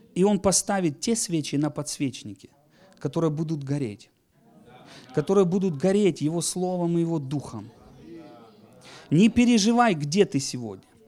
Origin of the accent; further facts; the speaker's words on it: Donetsk Oblast, Ukraine; я из Донецкой земли сейчас